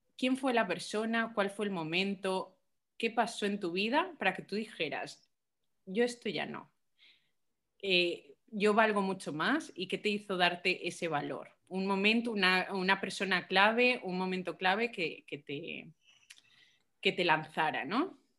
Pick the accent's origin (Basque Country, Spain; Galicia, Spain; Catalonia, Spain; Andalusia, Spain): Galicia, Spain; also born or lived in Colombia; yo soy colombiana, ¿vale? Yo me he criado en Galicia y en, Galicia, digo, me he criado en Galicia, pero he nacido en Colombia. Entonces, hasta los cinco años yo estuve allí